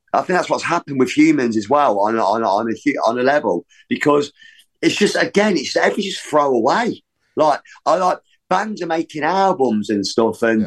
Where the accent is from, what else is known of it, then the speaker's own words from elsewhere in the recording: Leicester, East Midlands, United Kingdom; growing up in Leicester